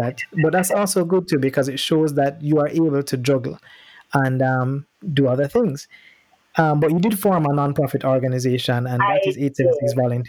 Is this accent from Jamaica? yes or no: yes; Jamaica; also born or lived in Boston; growing up in Jamaica